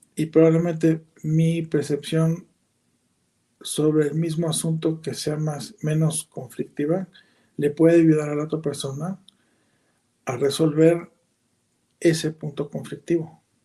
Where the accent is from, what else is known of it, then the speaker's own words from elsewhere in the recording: Mexico; como nacimos ahí, vivimos ahí, somos mexicanos